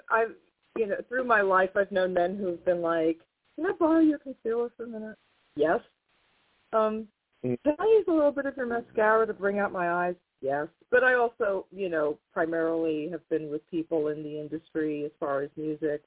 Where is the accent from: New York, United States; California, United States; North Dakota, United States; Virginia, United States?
New York, United States; I'm from New York, but we're talking about the late 70s, early 80s